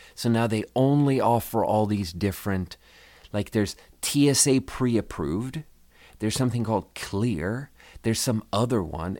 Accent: Sweden; moved away; I'm from Sweden

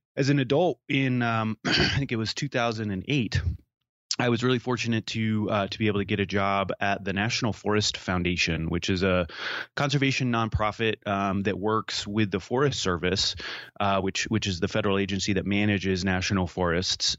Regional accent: Maine, United States; I grew up in Maine

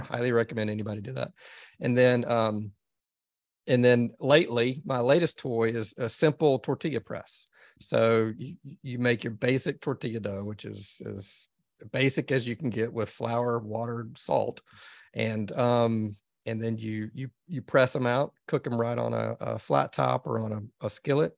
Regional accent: Dallas, Texas, United States; I grew up in Dallas, Texas

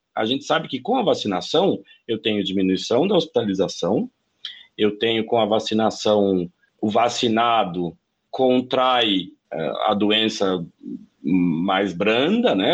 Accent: interior of São Paulo, Brazil; moved away as an adult; also born or lived in Brasília / Buenos Aires; Eu sou do interior de São Paulo, fui para Brasília fazer né, relações internacionais na Universidade de Brasília

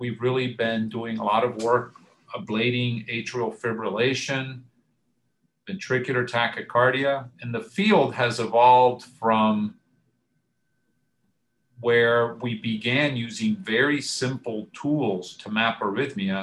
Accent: Florida, United States; also born or lived in Cuba / Michigan; now in Atlanta, United States; I was born in Cuba. I was fortunate to come to the United States at age 7. Grew up in Florida

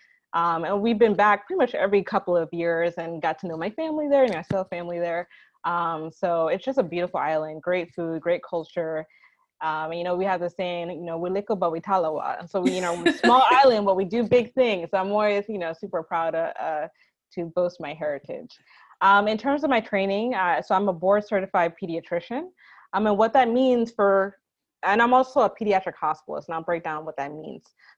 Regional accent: New York, United States; I am from New York. Actually, I'm the daughter of two Jamaican immigrants.

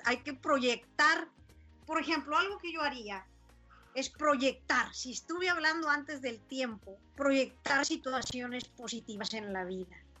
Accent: San Buenaventura, Coahuila, Mexico; moved away as an adult; also born or lived in United States; de haber dejado mi tierra querida. Esa la dejé desde los 18 años, San Buena

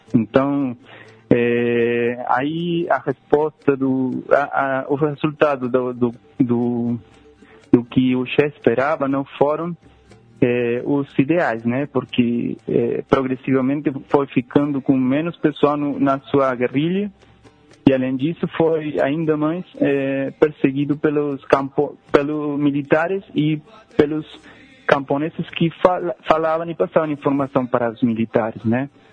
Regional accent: Rosario, Santa Fe, Argentina; Portuguese is a second language; moved away; o lugar onde eu nasci, é, bom, é, Rosário

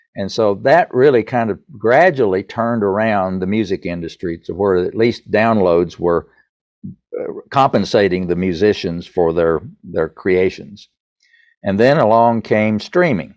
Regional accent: East Tennessee, United States; accent: Southern; I grew up in the Baptist church in East Tennessee

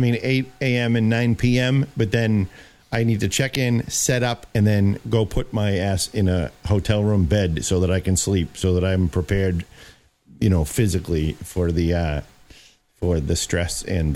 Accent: Boston, Massachusetts, United States; You realize I'm from Boston, right?

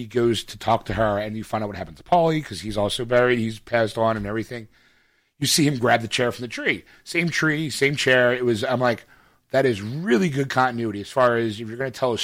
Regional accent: Philadelphia, Pennsylvania, United States; I'm from Philadelphia

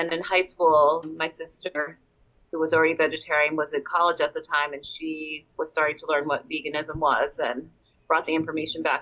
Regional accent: New York City, New York, United States; I'm from Queens

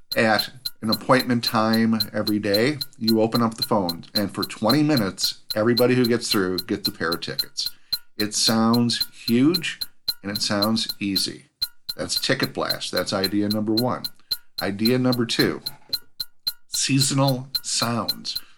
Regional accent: Minnesota, United States; I'm from Minnesota

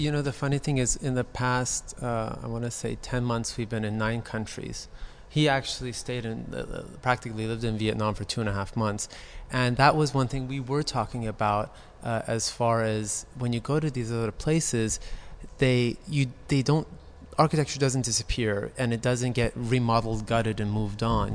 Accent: Beverly Hills, California, United States; I was born in Cedar Sinai, right down the street. I'm, uh, I grew up in Beverly Hills.

